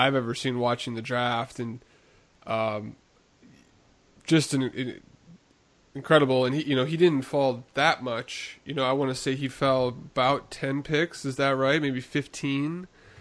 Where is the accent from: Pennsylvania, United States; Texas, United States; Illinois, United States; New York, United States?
Illinois, United States; Chicago; my hometown Chicago Bear team